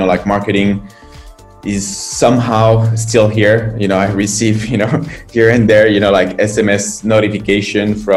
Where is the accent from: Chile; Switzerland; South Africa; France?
France; moved away as an adult; now in China